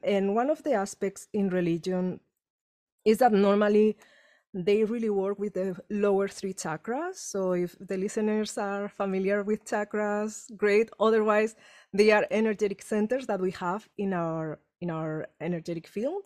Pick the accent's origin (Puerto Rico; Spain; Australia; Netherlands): Spain; English is a second language; moved away as an adult; now in Los Angeles, United States; trauma I had growing up in Spain